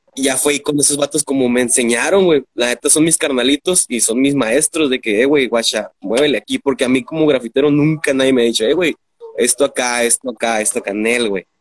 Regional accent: Mexicali, Baja California, Mexico; Aquí, nacido en Chicali de Chicali para el mundo.

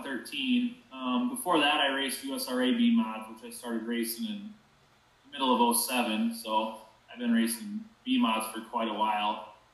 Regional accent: Lake Preston, South Dakota, United States; I'm from Lake Preston, South Dakota. I'm about 25 miles straight west of Brookings, probably 50 miles straight east of Huron

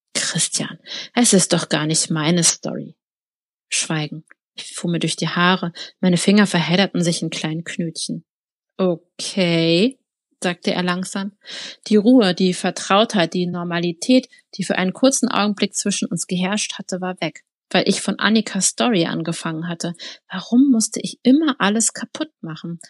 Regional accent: Berlin, Germany; Berlin kenne ich jetzt also als Berlinerin

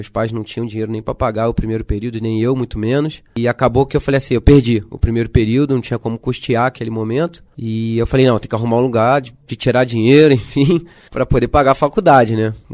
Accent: Rio de Janeiro, Brazil; Eu sou originado do Rio, sou nascido e criado no Rio de Janeiro.

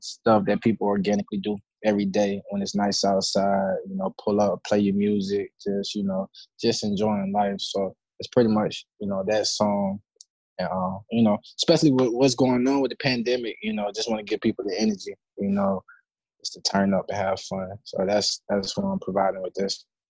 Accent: Decatur, Georgia, United States; I'm from the Decatur, Georgia

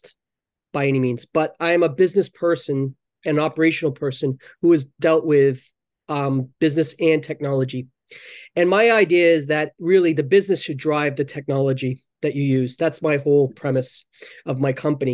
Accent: Northern New Hampshire, United States; moved away as an adult; also born or lived in Tokyo, Japan / Hong Kong / Boston; now in Japan; originally from the U.S. I grew up in New Hampshire, Northern New Hampshire

